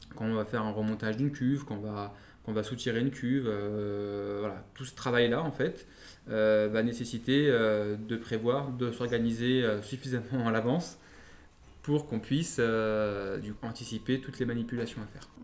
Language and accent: French; Lyon, Auvergne-Rhône-Alpes, France; en tant que Lyonnais, Lyonnais Pur Lyonnais